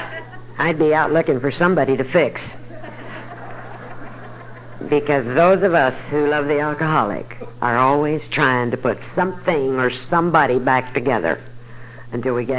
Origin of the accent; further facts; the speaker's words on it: Denver, Colorado, United States; now in Dallas, United States; I was born and raised in Denver, Colorado